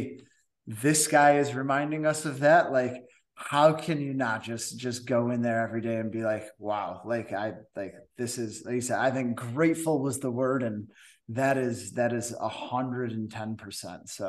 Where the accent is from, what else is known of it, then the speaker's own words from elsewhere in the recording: Cooperstown, New York, United States; from from Cooperstown. So that's